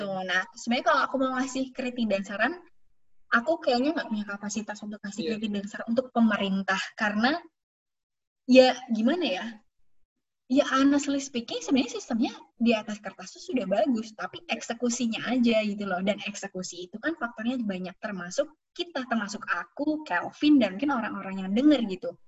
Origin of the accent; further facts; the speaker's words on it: Central Java, Indonesia; moved away as an adult; now in Sweden; aku orang Jawa